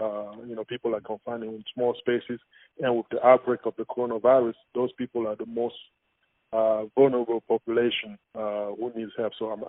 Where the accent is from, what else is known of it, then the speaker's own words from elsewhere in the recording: Cameroon; everything that I encountered growing up in Cameroon has made me who I am today, every single thing.